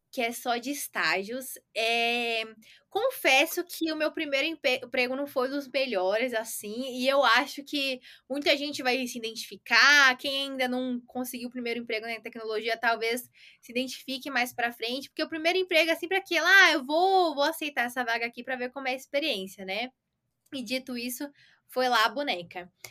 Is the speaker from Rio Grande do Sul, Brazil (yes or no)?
no; Santo André, São Paulo, Brazil; eu sou de São Paulo, nasci em Santo André, mas é praticamente a mesma coisa por aqui